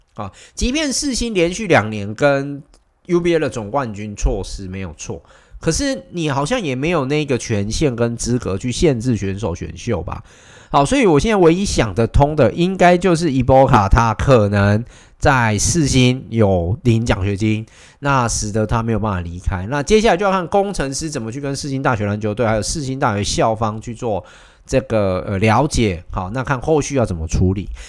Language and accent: Chinese; Taichung, Taiwan; 我作为一个台中人